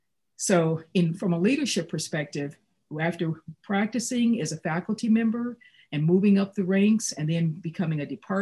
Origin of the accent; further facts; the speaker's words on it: Gary, Indiana, United States; being raised by a single parent in the middle of extreme poverty. I grew up in Gary, Indiana.